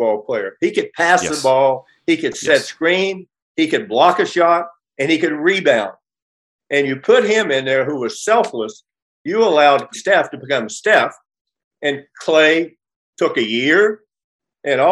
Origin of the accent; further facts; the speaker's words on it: West Virginia, United States; moved away as an adult; now in Los Angeles, United States; When I was a little kid growing up in West Virginia, not little, when I'm saying 8 to 11 years old